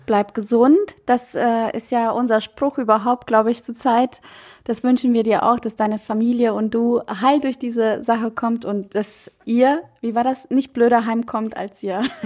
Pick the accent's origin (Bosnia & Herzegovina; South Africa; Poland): Bosnia & Herzegovina; now in Germany; Bei uns in Bosnien